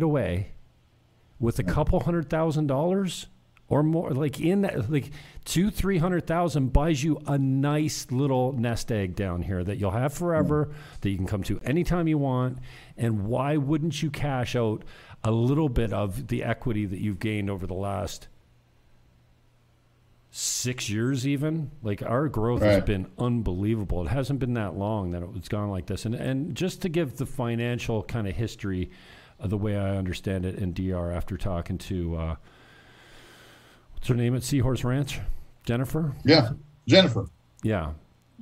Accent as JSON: {"language": "English", "area": "Niagara", "region": "Ontario", "country": "Canada", "tie": "born or raised there", "moved": "as an adult", "lives_now": "Dominican Republic", "said": "In my hometown, I keep close tabs on the Niagara Association of Realtors"}